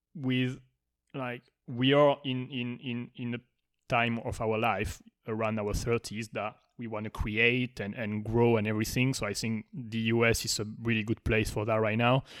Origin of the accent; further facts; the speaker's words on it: France; now in Miami, United States; I'm born in France